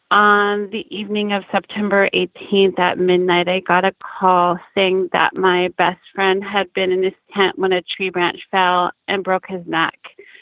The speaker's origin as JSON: {"language": "English", "town": "Bremerton", "region": "Washington", "country": "United States", "moved": "as an adult", "lives_now": "Seattle, United States", "said": "I am from Bremerton, Washington."}